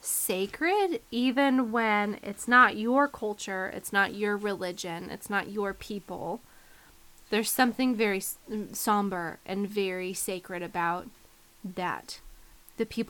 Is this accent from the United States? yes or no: yes; United States; I'm an American, I'm a Westerner